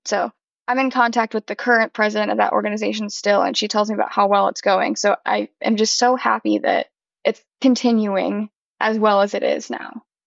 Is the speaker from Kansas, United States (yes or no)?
no; St. Louis, Missouri, United States; now in Nashville, United States; I'm originally from St. Louis, Missouri, but I live in Nashville now